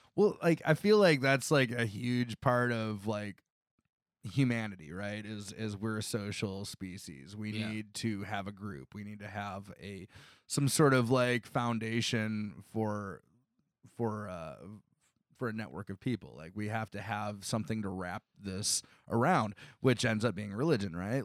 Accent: Northwest Ohio, United States; now in Columbus, United States; I grew up in Northwest Ohio

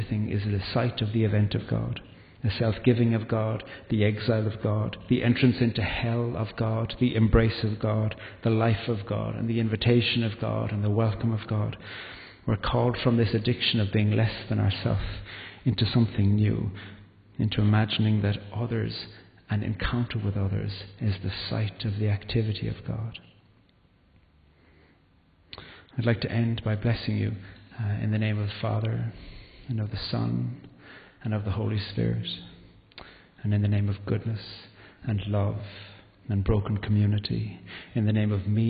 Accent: Carrigaline, Munster, Ireland; also born or lived in Belfast; our village in Carrigaline, where I grew up in County Cork

